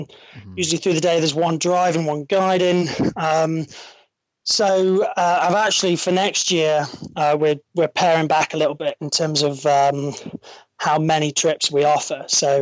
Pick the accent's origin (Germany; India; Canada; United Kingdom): United Kingdom; Stirling, Scotland; I know I don't sound it, but I'm a local. I was brought up in Stirling, central Scotland.